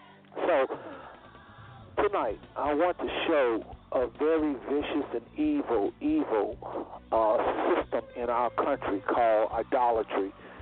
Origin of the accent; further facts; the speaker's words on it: United States; born there; You know, we weren't born in the kingdom. We was born in America in the midst of a very racist society